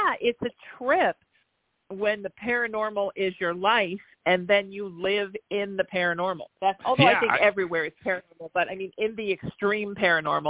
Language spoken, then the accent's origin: English; Huntington Beach, California, United States; I moved back to my hometown of Huntington Beach during COVID. I came down here to fix up my childhood home